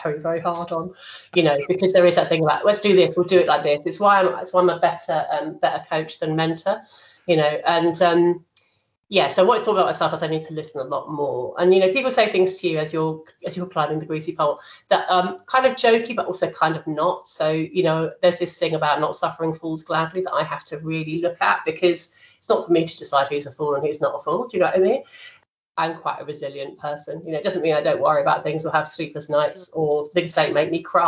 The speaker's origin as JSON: {"language": "English", "region": "London", "country": "United Kingdom", "moved": "as an adult", "said": "I'm a Londoner and I never planned to be out of London this long"}